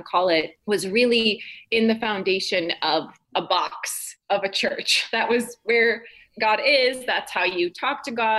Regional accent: North Dakota, United States; I grew up in North Dakota

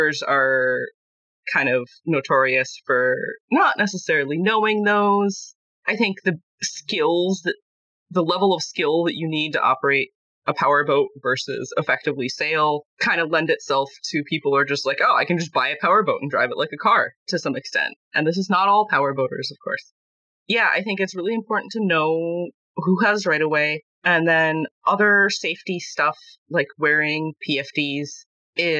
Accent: Minnesota, United States; as a Minnesotan

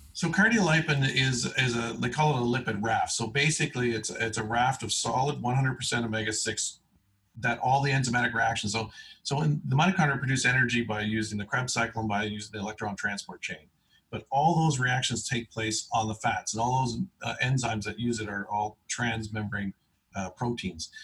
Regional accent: East Coast, Canada; I was born on the East Coast

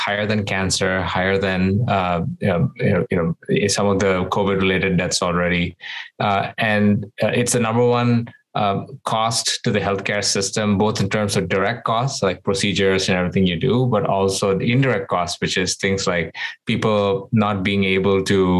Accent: Doha, Qatar; also born or lived in India; I was born in India. And when I was very young, my parents moved me and my sister to the Middle East, where we grew up in this place called Doha, Qatar.

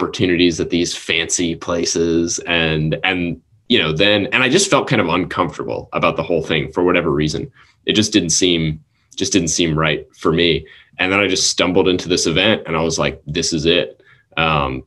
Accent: New Orleans, Louisiana, United States; moved away; we're from New Orleans

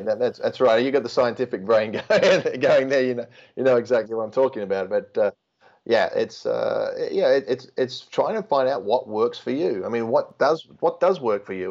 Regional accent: Australia; being Australian

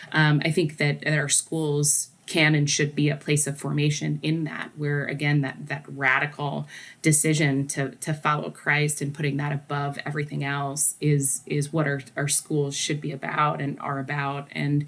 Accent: Nebraska, United States; moved away as an adult; now in Detroit, United States; they're like, where are you from? And I said, Nebraska.

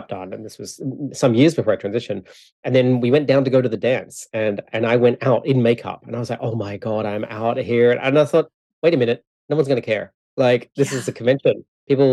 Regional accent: Australia; now in Canada; I live in Canada, but I'm from Australia.

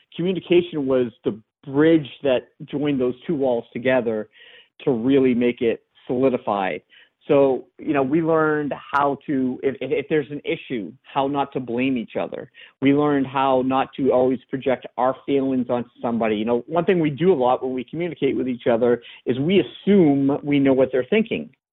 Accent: France; I'm one of those, you know, stubborn Frenchmen

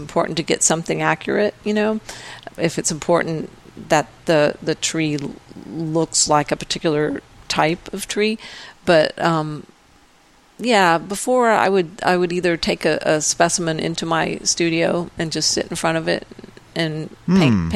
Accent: Texas, United States; I'm from Texas

